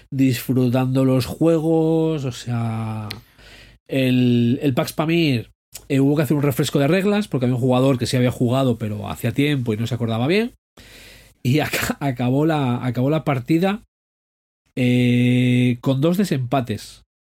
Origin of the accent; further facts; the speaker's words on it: Asturias, Spain; soy español. ¿Qué quieres? y asturiano